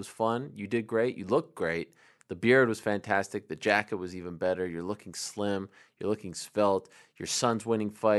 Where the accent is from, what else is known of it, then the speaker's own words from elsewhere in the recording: Montreal, Quebec, Canada; We're in Montreal, my hometown